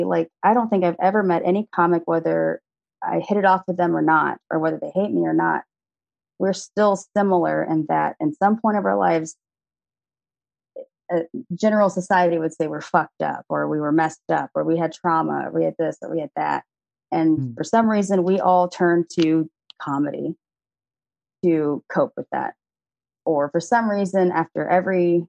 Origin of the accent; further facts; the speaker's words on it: Austin, Texas, United States; I'm an only child, born and raised in Austin, Texas